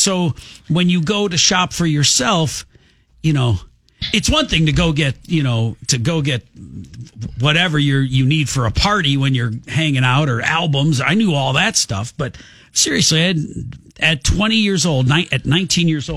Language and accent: English; Oak Park, Illinois, United States; moved away as an adult; I grew up in Oak Park